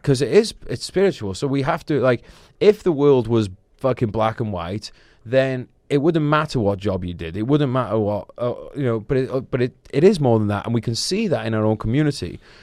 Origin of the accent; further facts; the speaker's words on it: Wrexham, Wales, United Kingdom; moved away; I'm from Wrexham